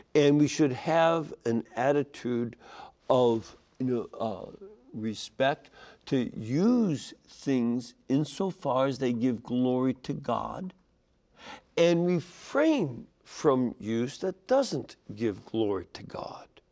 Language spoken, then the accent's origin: English; Chicago, Illinois, United States; My hometown of Chicago